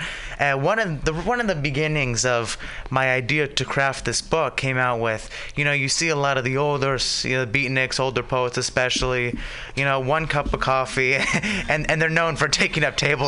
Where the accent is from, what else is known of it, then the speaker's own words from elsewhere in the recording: San Francisco, California, United States; I grew up in the Excelsior